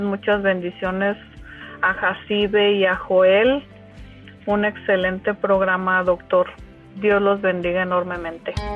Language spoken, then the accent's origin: Spanish; Michoacán, Mexico; now in Indianapolis, United States; Me encuentro por ahora en Indianápolis, pero soy michoacana de corazón.